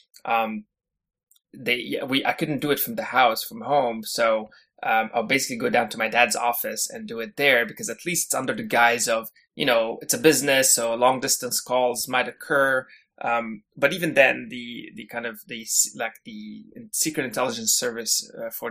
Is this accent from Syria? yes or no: yes; Syria; moved away as an adult; now in Canada; I actually was born and raised in Syria before I came to Canada, and pretty much spent my entire youth in Syria. I think I came to Canada around when I was 19 or 20